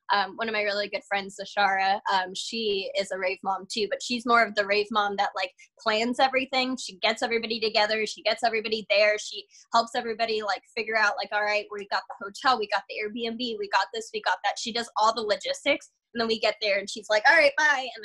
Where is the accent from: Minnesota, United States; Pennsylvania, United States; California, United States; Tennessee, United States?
California, United States; I'm from California, born and raised, so I've never really been outside of the state, like living wise